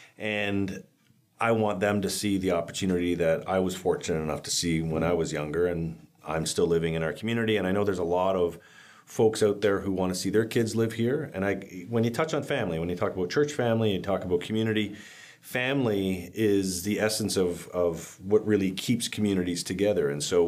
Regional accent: St. Catharines, Ontario, Canada; So born and raised in St. Catharines, third generation on my dad's side from the Sendzik side, and lived in the North End my whole life, and went to Laurier and then pursued my master's at McGill.

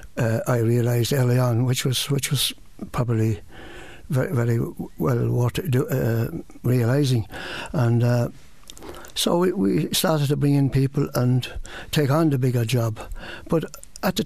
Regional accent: Campile, County Wexford, Ireland; moved away as an adult; now in Carlow, Ireland; I'm from Wexford originally, down a little place called Campile

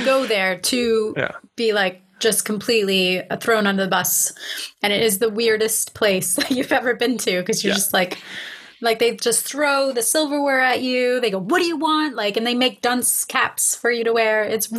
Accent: Florida, United States; moved away; I'm from Florida.

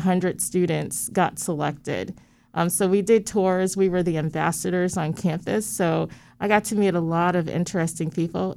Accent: Stratford, Connecticut, United States; I grew up in Stratford, Connecticut

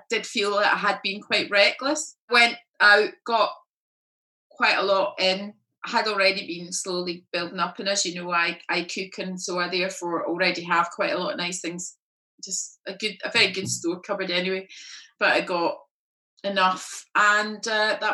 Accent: Glasgow, Scotland, United Kingdom; now in London, United Kingdom; I'm from Glasgow and my family are in Glasgow

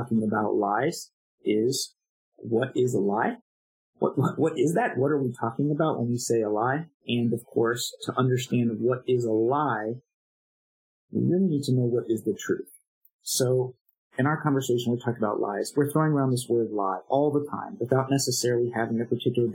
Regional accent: United States; as an American

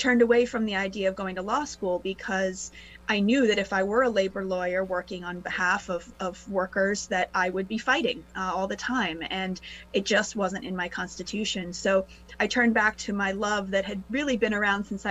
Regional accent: Rhode Island, United States; I grew up in Rhode Island

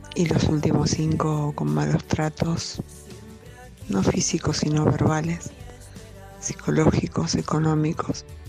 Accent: Argentina; Soy de Argentina

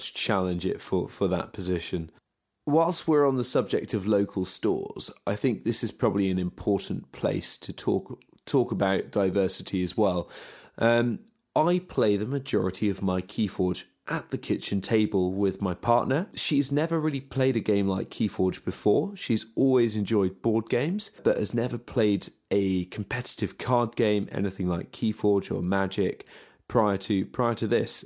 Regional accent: United Kingdom; we're British

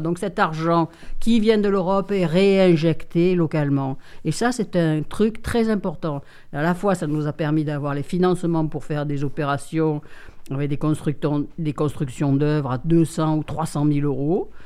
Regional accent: Marseille, Provence-Alpes-Côte d'Azur, France; now in Digne-les-Bains, France; je suis né à Marseille, donc je suis né en plein centre-ville, dans le troisième arrondissement

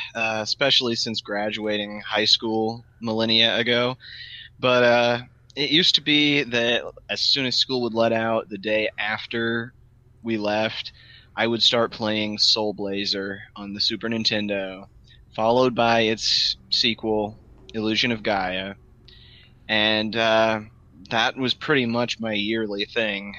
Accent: United States; being an American

